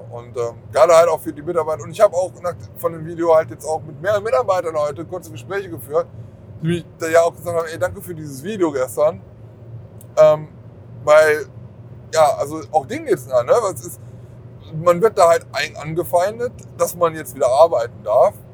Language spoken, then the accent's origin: German; Germany; ich komme von ganz irgendwo anders und deswegen, also ich komme zwar aus Deutschland